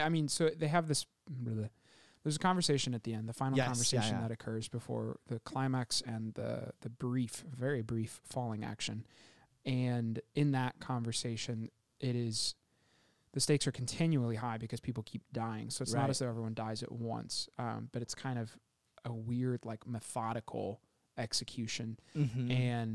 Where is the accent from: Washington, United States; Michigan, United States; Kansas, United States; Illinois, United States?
Kansas, United States; born or raised there; also born or lived in Baton Rouge, Louisiana